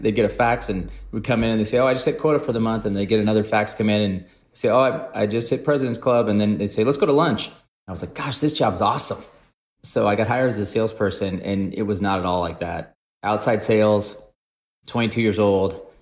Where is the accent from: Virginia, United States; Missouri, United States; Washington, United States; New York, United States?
Washington, United States; also born or lived in Flint, Michigan; I was born in Flint, Michigan, We moved to the Washington State to the Northwest when I was two and a half